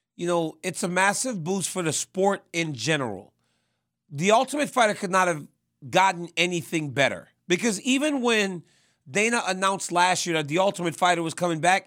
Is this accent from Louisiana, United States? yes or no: yes; Louisiana, United States; I'm from Louisiana